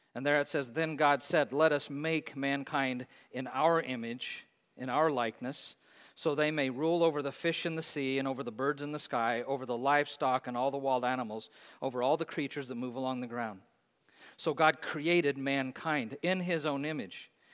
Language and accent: English; Hays, Kansas, United States; Bethesda Place in my hometown in Hayes, Kansas.